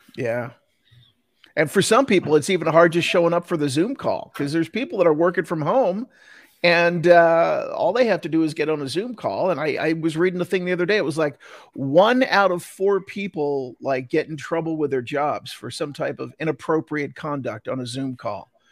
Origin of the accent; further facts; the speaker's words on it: New Jersey, United States; now in Salt Lake City, United States; I grew up in, in, in Jersey and all my family's back in, in Jersey